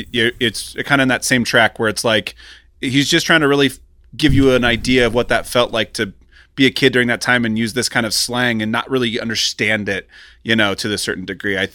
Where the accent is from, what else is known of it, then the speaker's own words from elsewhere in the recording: Kansas City, United States; now in Los Angeles, United States; I grew up in Kansas City in the nineties